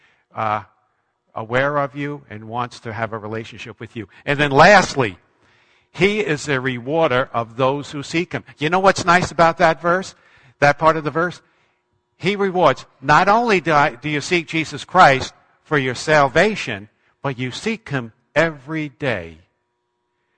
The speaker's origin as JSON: {"language": "English", "area": "Long Island", "region": "New York", "country": "United States", "tie": "born or raised there", "also_born_or_lived": "Manchester, New Hampshire", "moved": "as an adult", "said": "I grew up in Long Island, New York"}